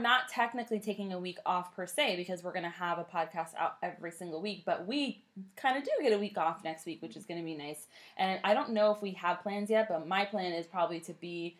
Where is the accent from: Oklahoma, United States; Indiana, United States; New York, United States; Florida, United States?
Florida, United States; Orlando; we're from Orlando, so we have fireworks everywhere.